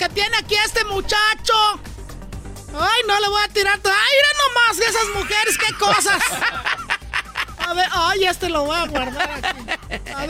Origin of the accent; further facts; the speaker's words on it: Mexico; Sí, fue a recibirlos porque yo soy buen ciudadano mexicano.